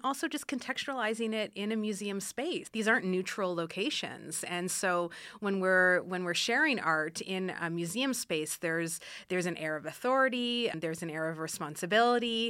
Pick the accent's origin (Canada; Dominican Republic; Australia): Canada; Ottawa, Ontario; moved away as an adult; now in Reno, United States; I am originally from Ottawa, Canada, and I've been in Reno since twenty thirteen